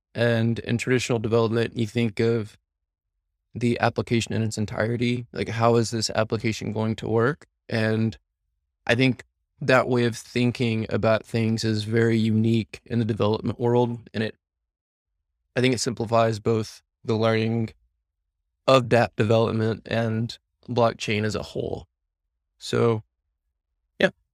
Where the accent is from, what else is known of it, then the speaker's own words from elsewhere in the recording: the South, United States; now in San Diego, United States; growing up in the South